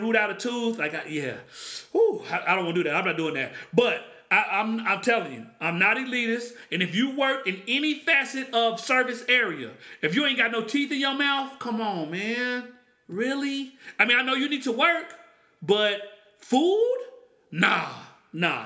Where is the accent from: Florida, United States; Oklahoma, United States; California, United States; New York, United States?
Oklahoma, United States; I grew up in Oklahoma.